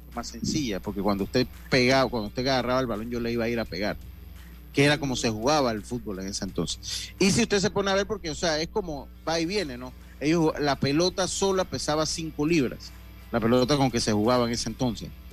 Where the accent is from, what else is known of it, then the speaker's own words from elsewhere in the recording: Santo Domingo, Los Santos, Panama; yo soy de los llanos y de los campos, yo soy de Santo Domingo